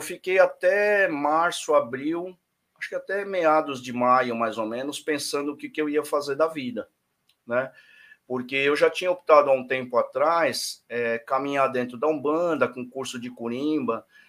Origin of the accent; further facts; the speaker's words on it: Brazil; como brasileiro